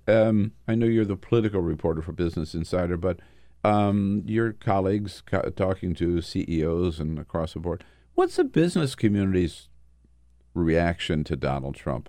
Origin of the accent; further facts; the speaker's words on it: Delaware, United States; now in Washington, D.C., United States; growing up in Delaware